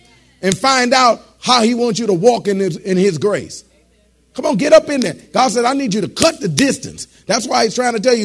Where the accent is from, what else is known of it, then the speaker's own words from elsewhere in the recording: Detroit, Michigan, United States; moved away; I was born and raised in Detroit